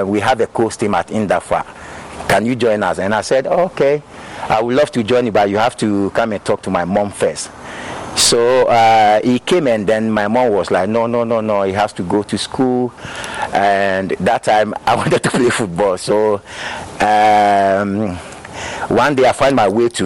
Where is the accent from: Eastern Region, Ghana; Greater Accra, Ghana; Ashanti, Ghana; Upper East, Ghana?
Greater Accra, Ghana; Accra; moved away as an adult; also born or lived in Europe; now in East Legon, Ghana; I was born in Choco, grew up in Choco